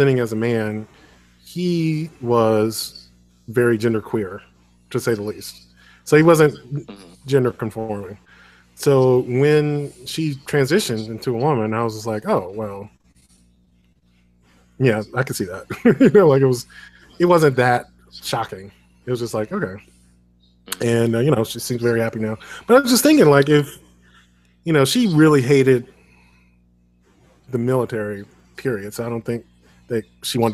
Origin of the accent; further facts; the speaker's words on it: Chicago, Illinois, United States; I am from Chicago